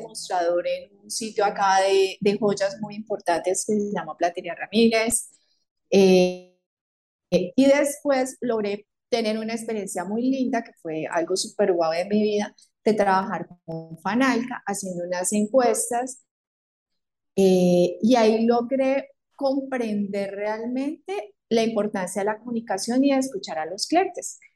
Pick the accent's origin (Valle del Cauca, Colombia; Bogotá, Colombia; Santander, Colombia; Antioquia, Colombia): Valle del Cauca, Colombia; Palmira; now in Cali, Colombia; yo soy de Palmira, vivo en Cali y estudiaba en Cali